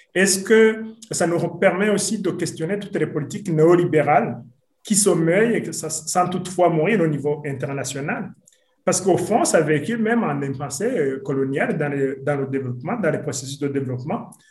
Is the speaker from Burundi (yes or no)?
yes; Burundi; je suis burundais